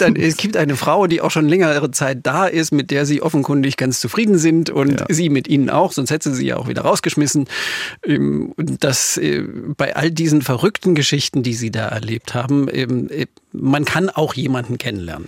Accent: Saxony, Germany; accent: Saxon; meine sächsisch geprägten Ohren

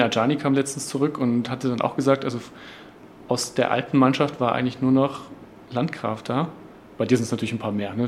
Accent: Halle, Saxony-Anhalt, Germany; ich komme auch aus Halle

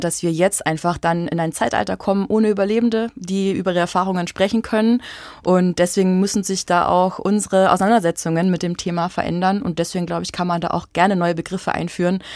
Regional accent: Bavaria, Germany; now in Leipzig, Germany; in meiner Heimat in Bayern

